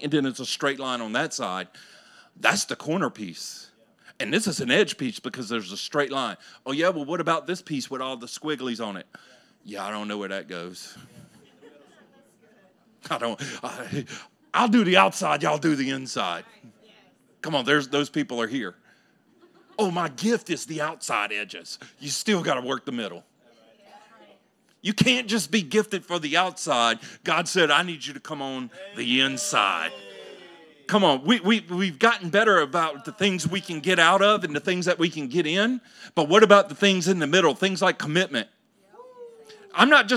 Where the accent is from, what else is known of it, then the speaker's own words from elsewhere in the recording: Louisiana, United States; I grew up in Louisiana